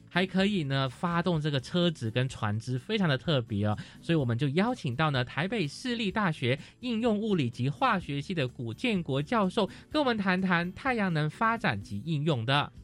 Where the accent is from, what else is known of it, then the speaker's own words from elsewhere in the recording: Malaysia; moved away; 因为我是马来西亚人嘛，那在马来西亚卫视道，其实我们的太阳是很充足的